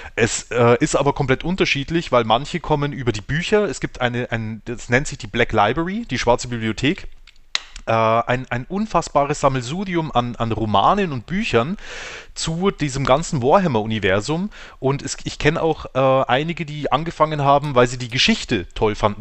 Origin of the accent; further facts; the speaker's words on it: Weiden, Bavaria, Germany; Wie äh, die meisten von uns auch aus Weiden